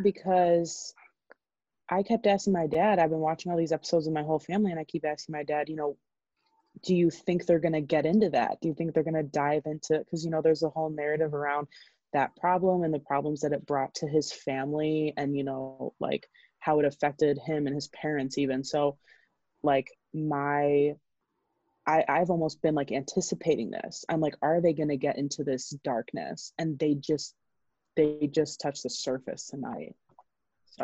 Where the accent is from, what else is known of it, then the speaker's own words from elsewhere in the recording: Chicago, Illinois, United States; I'm from Chicago.